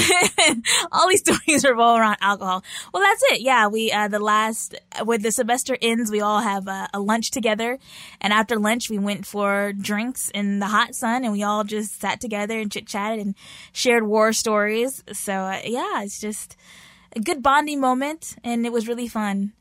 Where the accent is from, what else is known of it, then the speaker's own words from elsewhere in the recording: Texas, United States; moved away as an adult; now in South Korea; I'm from Texas